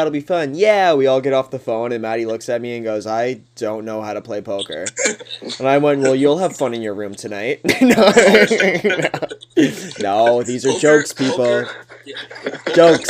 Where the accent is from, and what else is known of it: Thorold, Ontario, Canada; born or raised there